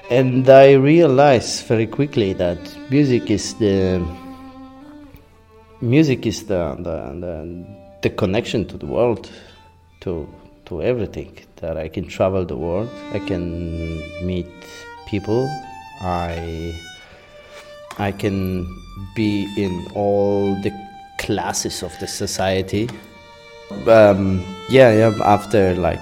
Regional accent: Tarnowskie Góry, Silesian Voivodeship, Poland; accent: Polish; English is a second language; now in Warsaw, Poland; I should talk in a very Polish accent because I'm from Poland.

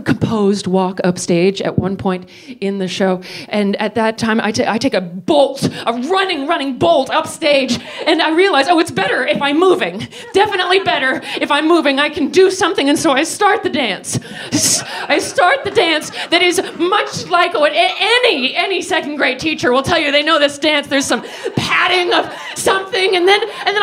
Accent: United States; I'm American

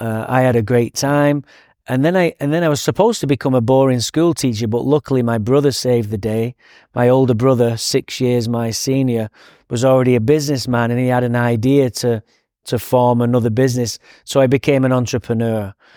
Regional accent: Manchester, North West England, United Kingdom; So I grew up in Manchester, England.

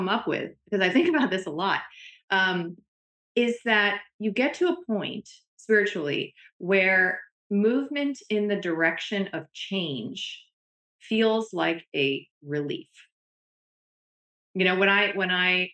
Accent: New Jersey, United States; I grew up in diners in New Jersey

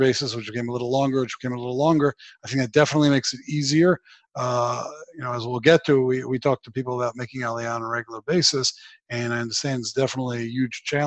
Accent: Baltimore, Maryland, United States; moved away as an adult; now in Jerusalem, Israel; I was born in Baltimore a few decades back, and I did live there until I was about 21 years old

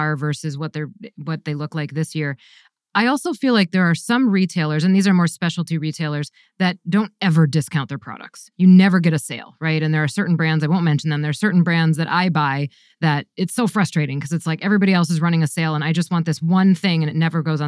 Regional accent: Wisconsin, United States; I grew up in the Midwest too. I'm a Wisconsin gal

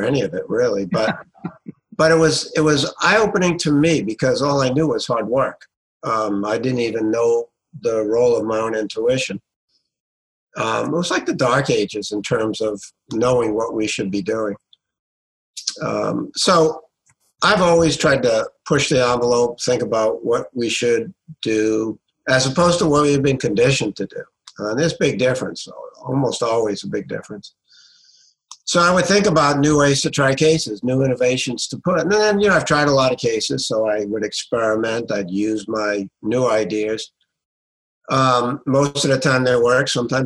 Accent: Providence, Rhode Island, United States; also born or lived in Tuscaloosa, Alabama / Washington, D.C.; born and raised in Providence, Rhode Island

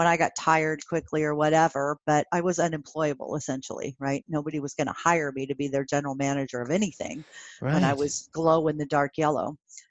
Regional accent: Pennsylvania, United States; I grew up in Pennsylvania.

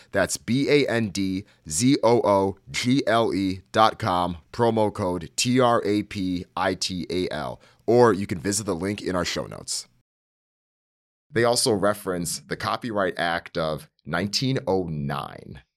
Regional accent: Northeast, United States; as someone that grew up in the Northeast

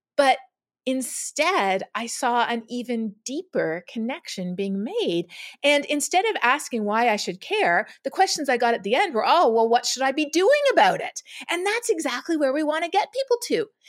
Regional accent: Canada; moved away as an adult; also born or lived in Toronto; now in Texas, United States; growing up in Canada

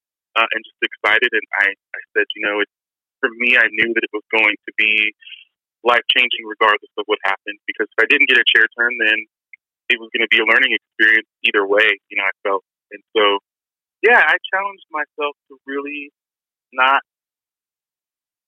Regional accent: Colorado, United States; I'm from Colorado

